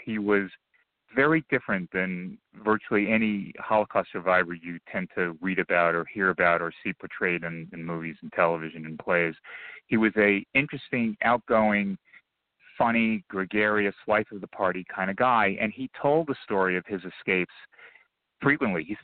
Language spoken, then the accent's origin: English; Long Beach, New York, United States; also born or lived in Israel; came over with my parents to the East Coast of the U.S., specifically to Long Beach, New York. I grew up there